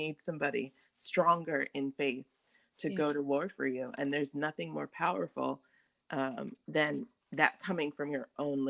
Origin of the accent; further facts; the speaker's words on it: Nigeria; I'm Nigerian.